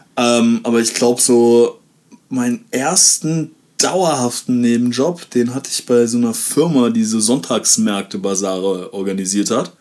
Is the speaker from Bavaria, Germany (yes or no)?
no; Aachen, North Rhine-Westphalia, Germany; bei uns in Aachen